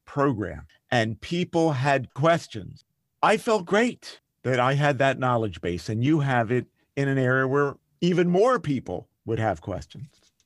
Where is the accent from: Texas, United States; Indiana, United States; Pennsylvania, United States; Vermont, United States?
Pennsylvania, United States; Philadelphia; I'm from Philadelphia